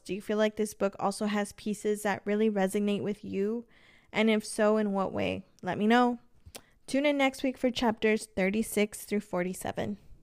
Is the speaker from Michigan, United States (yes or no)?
no; Los Angeles, California, United States; moved away as an adult; I did move away from my hometown. I'm originally from Los Angeles, and my entire family is out in L